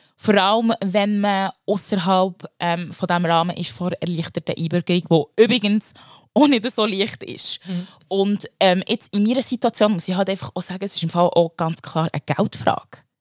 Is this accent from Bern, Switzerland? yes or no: yes; Bern, Switzerland; also born or lived in Democratic Republic of the Congo; vom Kanton Bern.